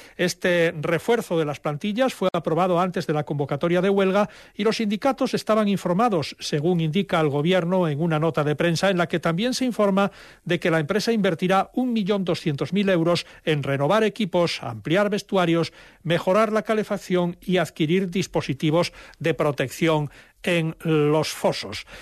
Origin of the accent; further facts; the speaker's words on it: Asturias, Spain; nuestra identidad como asturianos y asturianas